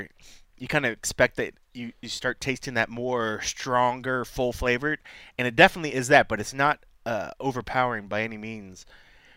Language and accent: English; Ohio, United States; I grew up in Ohio.